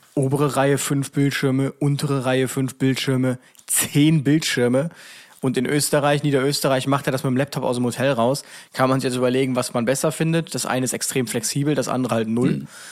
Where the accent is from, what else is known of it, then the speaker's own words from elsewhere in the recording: Germany; ich bin ja nicht dahingegangen so als Deutscher